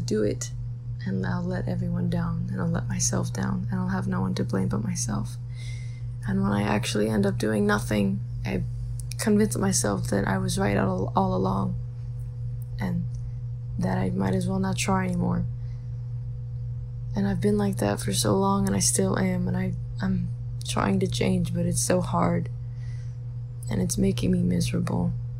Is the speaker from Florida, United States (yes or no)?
no; Chicago, Illinois, United States; I'm 17 and I'm from Chicago.